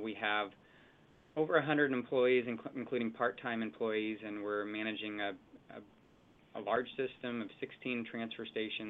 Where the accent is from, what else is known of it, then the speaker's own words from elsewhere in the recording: Eugene, Oregon, United States; I grew up in the Eugene area, and then I went off to West Point